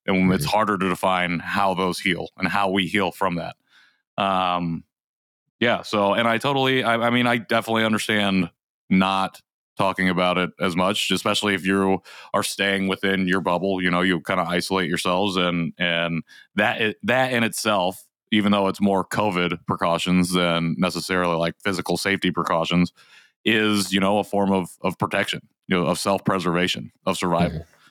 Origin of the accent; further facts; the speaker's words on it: Indiana, United States; also born or lived in South Korea; growing up in Indiana